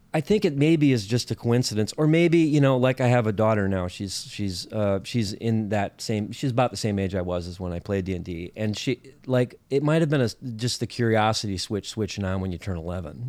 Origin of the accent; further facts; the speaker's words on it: Minnesota, United States; I'm from Minnesota